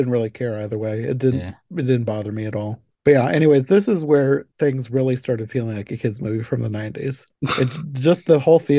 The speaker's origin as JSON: {"language": "English", "region": "Iowa", "country": "United States", "said": "I'm from Iowa and I've hardly ever been out of Iowa"}